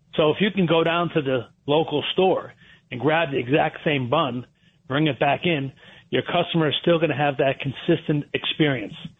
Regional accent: Trumbull, Connecticut, United States; I was raised in Trumbull, Connecticut.

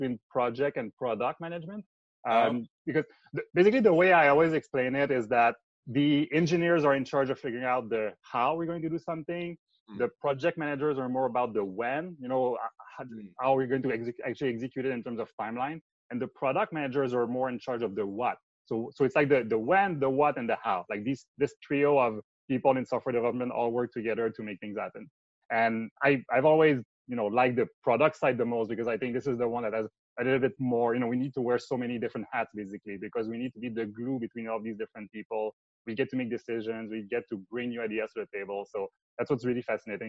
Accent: Montreal, Quebec, Canada; accent: French Canadian; English is a second language; moved away as an adult; also born or lived in Bay Area, United States; I'm from Quebec. So it's a French Canadian accent

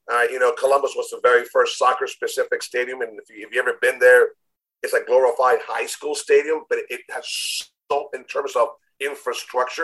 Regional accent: Chile; English is a second language; moved away as an adult; also born or lived in United States / Miami; now in Nashville, United States; grew up in Chile, born in the U.S., raised in Chile, came back when I was 19

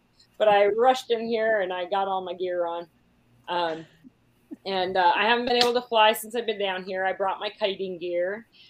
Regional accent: Williamsport, Pennsylvania, United States; You go, Pennsylvania, Williamsport, Pennsylvania.

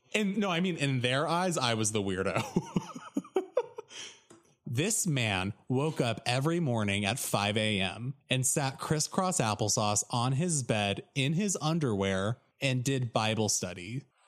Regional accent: Oregon, United States; moved away as an adult; I'm from Oregon

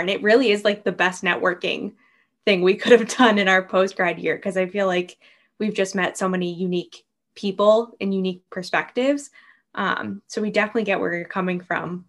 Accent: New England, United States; same here with the New Englanders

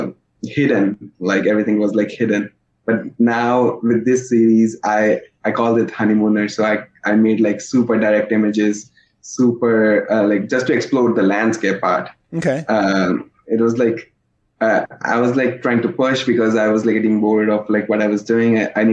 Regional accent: Wisconsin, United States; now in New York, United States; Because I was from Wisconsin and over there people were like super chill, super nice, they were considerate. And New York was very different.

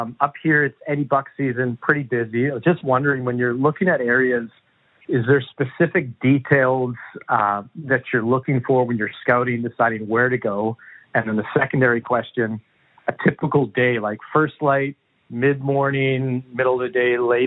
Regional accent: British Columbia, Canada; I'm from British Columbia

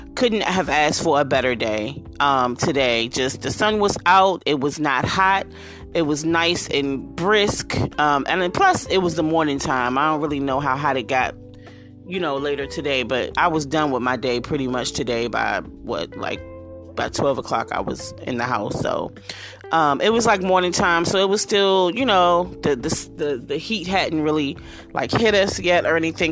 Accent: Washington, District of Columbia, United States; to be in my city, to be in my hometown

